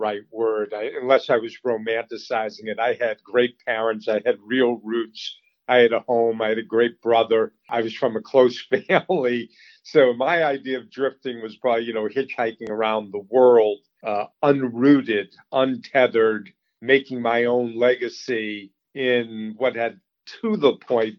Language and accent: English; Boston, Massachusetts, United States; also born or lived in Colorado; I grew up in the Boston area, a suburb